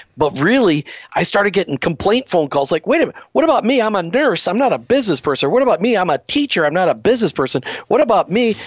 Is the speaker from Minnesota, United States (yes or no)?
yes; Burnsville, Minnesota, United States; I grew up in Burnsville, Minnesota.